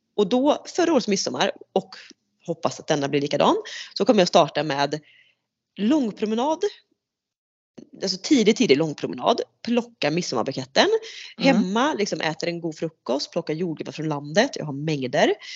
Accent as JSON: {"language": "Swedish", "country": "Sweden", "said": "det som svensk"}